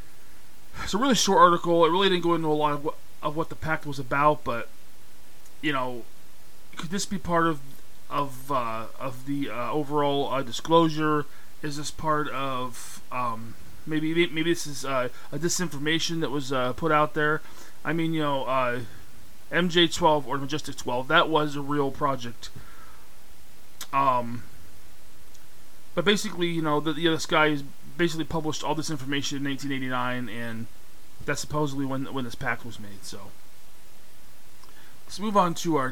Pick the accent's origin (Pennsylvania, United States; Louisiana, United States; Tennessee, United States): Pennsylvania, United States; my home state, which is Pennsylvania.